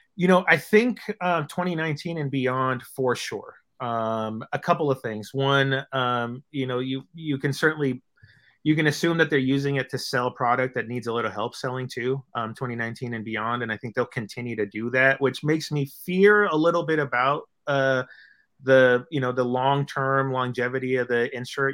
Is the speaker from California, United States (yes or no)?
yes; Bay Area, California, United States; I'm from the Bay Area.